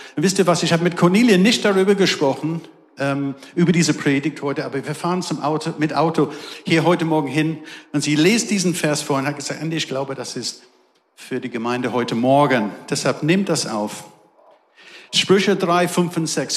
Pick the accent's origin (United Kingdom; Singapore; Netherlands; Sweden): United Kingdom; England; German is a second language; now in Darmstadt, Germany; Ihr merkt, ich habe einen besonderen Akzent. Ich komme aus England